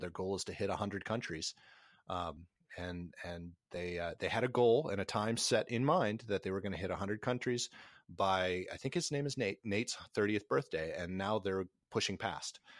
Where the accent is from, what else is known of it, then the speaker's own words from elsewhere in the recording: Minnesota, United States; now in Nashville, United States; Minnesota, where, where I grew up, down to Nashville, where I live